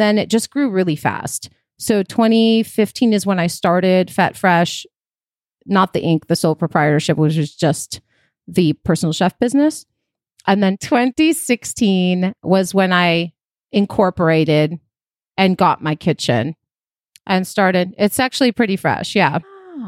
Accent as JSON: {"language": "English", "town": "Chicago", "region": "Illinois", "country": "United States", "tie": "born or raised there", "also_born_or_lived": "Athens, Greece / Queens, New York", "moved": "as an adult", "lives_now": "California, United States", "said": "I was born in Athens in Greece, moved to New York when I was four, lived in Queens for a few years, and then moved to Chicago"}